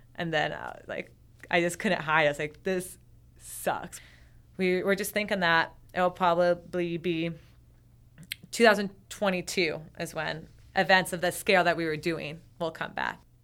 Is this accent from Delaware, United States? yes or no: no; Vermont, United States; I'm from Vermont.